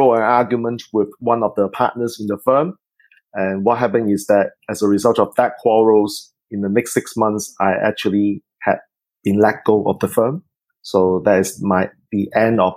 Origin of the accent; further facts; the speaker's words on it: Singapore; I am actually from Singapore